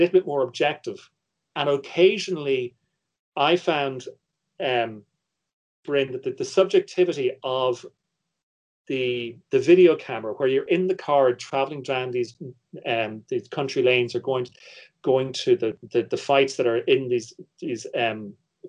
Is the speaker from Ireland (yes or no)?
yes; Ireland; my position as an Irish viewer